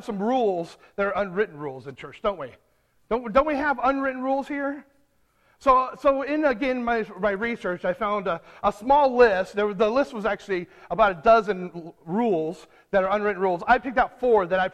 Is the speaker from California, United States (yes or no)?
yes; California, United States; I'm from California